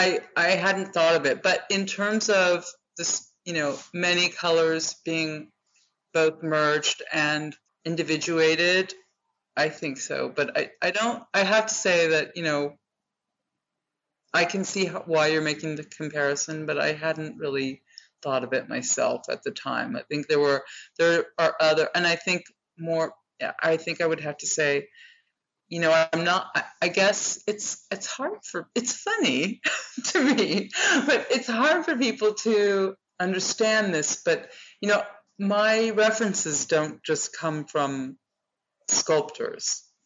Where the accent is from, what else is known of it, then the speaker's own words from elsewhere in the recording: Sacramento, California, United States; born there; where she is from is also where I am from. I was born